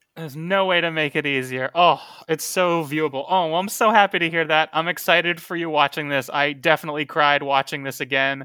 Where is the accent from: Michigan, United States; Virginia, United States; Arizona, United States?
Arizona, United States; Tucson; Tucson, which is my hometown